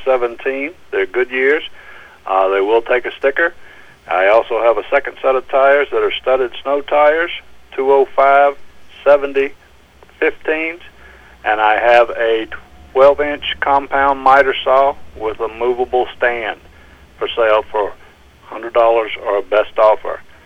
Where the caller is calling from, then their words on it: West Paris, Maine, United States; I'm calling from West Paris